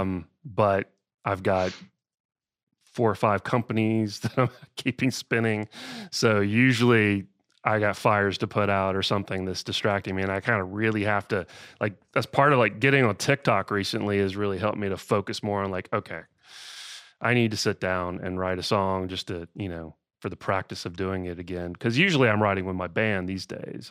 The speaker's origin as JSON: {"language": "English", "town": "Austell", "region": "Georgia", "country": "United States", "tie": "born or raised there", "said": "I grew up in Georgia, uh, a little town called Austell, which is right, right outside of Atlanta"}